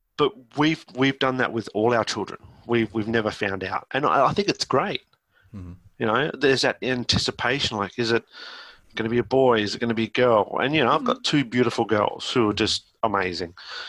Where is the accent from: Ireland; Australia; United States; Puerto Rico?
Australia; that's me being just Australian